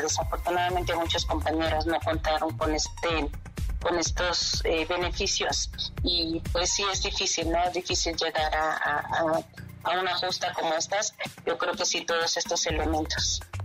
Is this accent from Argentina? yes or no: no; Mexico; estar aquí en mi país